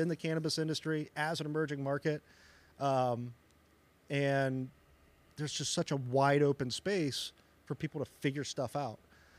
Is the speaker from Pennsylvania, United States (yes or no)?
yes; Western Pennsylvania, United States; moved away as an adult; now in Carbondale, United States; where I grew up in Western Pennsylvania